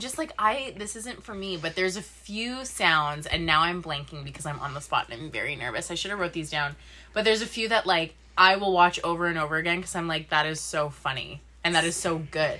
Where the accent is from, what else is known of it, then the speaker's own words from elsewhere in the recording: Sudbury, Ontario, Canada; moved away as an adult; now in Vancouver, Canada; my hometown is Sudbury